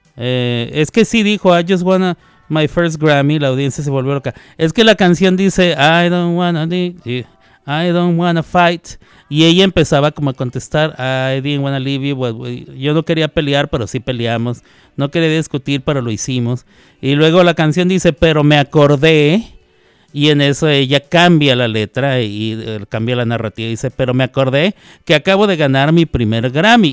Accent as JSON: {"language": "Spanish", "country": "Mexico"}